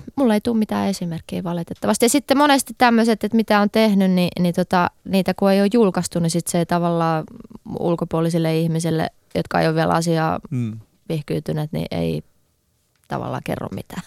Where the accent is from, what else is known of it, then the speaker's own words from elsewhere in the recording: Helsinki, Uusimaa, Finland; mä oon Helsingistä kotoisin